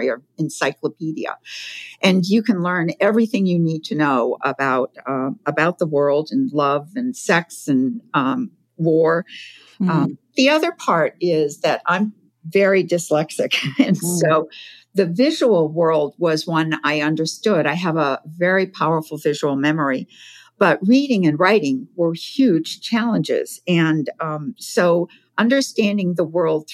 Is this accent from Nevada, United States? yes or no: no; Provincetown, Massachusetts, United States; I grew up in Provincetown, Massachusetts.